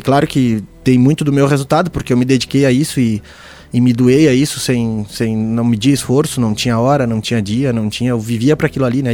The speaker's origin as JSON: {"language": "Portuguese", "town": "Painel", "region": "Santa Catarina", "country": "Brazil", "tie": "born or raised there", "also_born_or_lived": "Lages", "said": "o meu pai era, capaz de uma era capataz de uma fazenda no painel, onde eu moro hoje"}